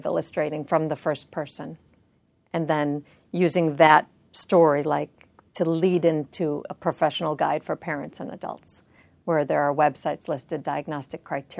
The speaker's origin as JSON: {"language": "English", "town": "Chicago", "region": "Illinois", "country": "United States", "said": "Chicago, Illinois."}